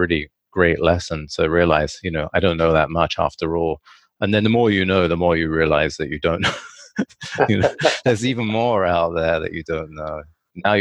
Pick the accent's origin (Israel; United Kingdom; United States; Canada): United Kingdom; England; when I was a child, I grew up in England